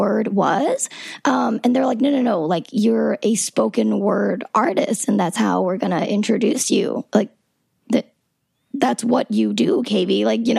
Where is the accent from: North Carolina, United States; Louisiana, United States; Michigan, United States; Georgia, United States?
Georgia, United States; South; I'm from South Georgia. I've been listening to hip hop all my life